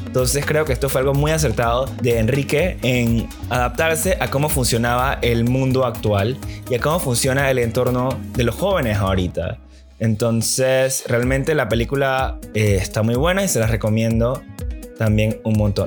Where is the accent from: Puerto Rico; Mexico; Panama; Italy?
Panama; quiénes somos como panameños